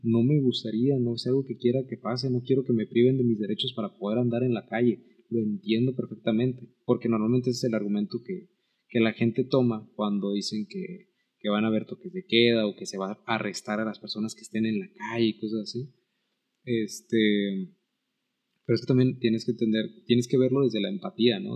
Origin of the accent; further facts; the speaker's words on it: Mexico; como mexicanos